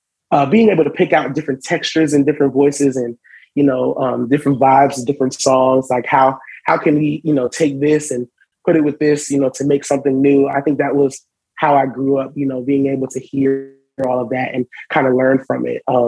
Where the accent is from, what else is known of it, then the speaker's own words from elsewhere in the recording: Charlotte, North Carolina, United States; also born or lived in Brooklyn, New York; I moved to Charlotte when I was about 8.